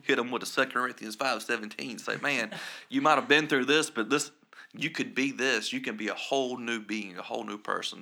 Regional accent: Scranton, South Carolina, United States; I'm from Scranton, South Carolina, and, uh, we have a total of about eight hundred people there.

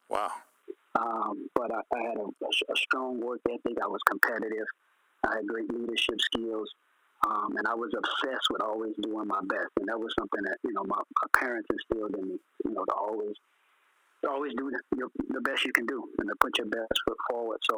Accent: Port Arthur, Texas, United States; I grew up in Port Arthur, Texas, like you said. Yeah. Um, I went to Port Arthur Lincoln High School.

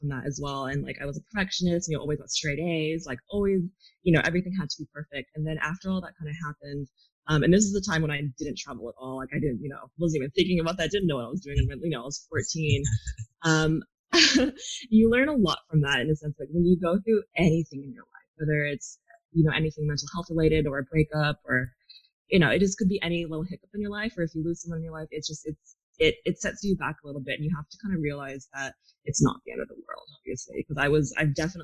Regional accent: California, United States; moved away as an adult; also born or lived in New Zealand / Australia / Japan / Thailand; growing up in California

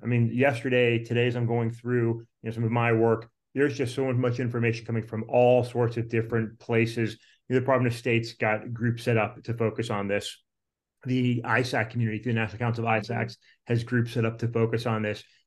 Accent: Virginia, United States; out here in my home state, in the Commonwealth of Virginia

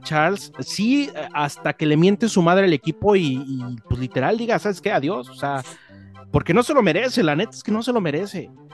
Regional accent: Mexico

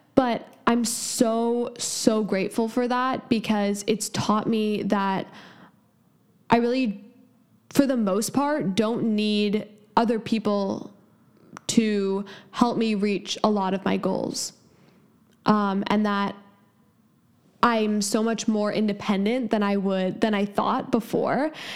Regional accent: San Francisco, California, United States; I'm 17 and from San Francisco, California

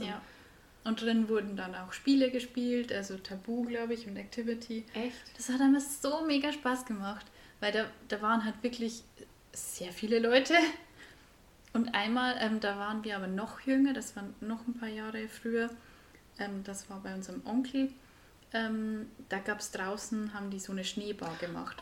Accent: Bavaria, Germany; accent: Bavarian; Wir kommen beide aus Bayern, sprechen Bayern

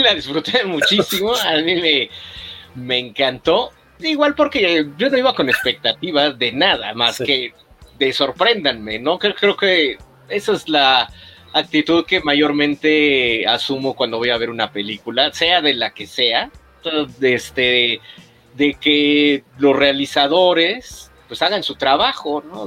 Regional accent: Mexico; nosotros también como mexicanos

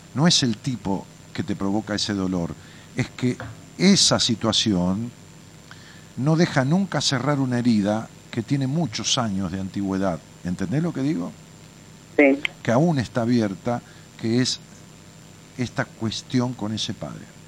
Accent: Ramos Mejía, Buenos Aires Province, Argentina; moved away as an adult; also born or lived in Haedo; now in Buenos Aires, Argentina; Yo nací en Raúl Mejía, ya que vos en Aedo, nací en la clínica Tachela de Aedo, este, y, viví en Raúl Mejía toda mi vida, hasta hace 7, 8 años que me mudé a la capital

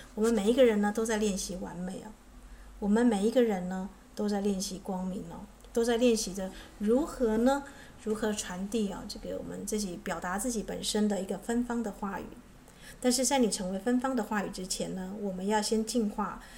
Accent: Taitung, Taitung County, Taiwan; moved away; 我的故乡在台东是这个荒山僻林的地方

